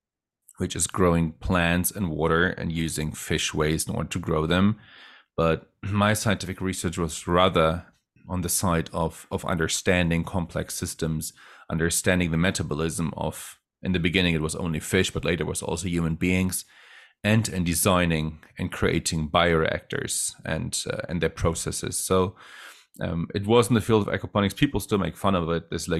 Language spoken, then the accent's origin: English; Germany; also born or lived in Netherlands; And then, of course, I was raised in Germany and the Netherlands.